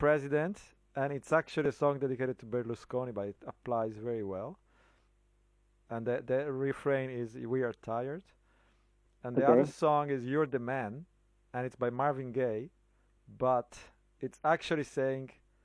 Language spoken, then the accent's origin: English; Italy; I'm from Italy